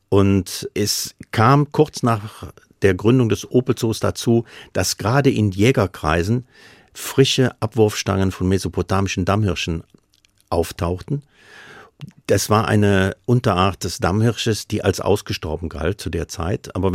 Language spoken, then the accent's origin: German; North Rhine-Westphalia, Germany; accent: Rhineland; Färbung meiner Aussprache ein bisschen ins Rheinland geht. Und ich bin natürlich auch dort aufgewachsen. Ich komme aus Nord am Rhein.